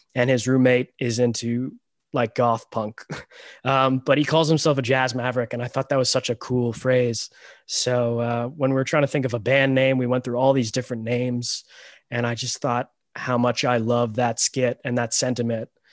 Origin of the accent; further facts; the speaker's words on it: Toronto, Ontario, Canada; also born or lived in Romania; I was adopted from Romania, and I came to Canada when I was six weeks old